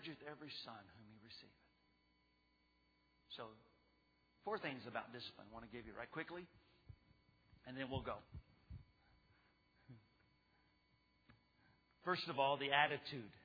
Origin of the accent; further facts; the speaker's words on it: Texas, United States; I lived in the neighborhood growing up in Texas